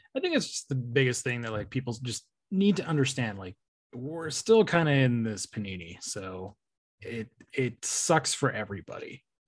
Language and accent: English; California, United States; I'm from California